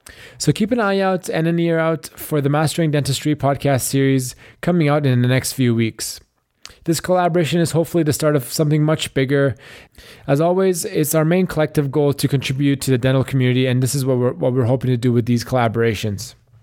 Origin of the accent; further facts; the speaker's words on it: Canada; And we had a bit of overlap with, you know, both being Canadian and just kind of seeing you guys around the dental school.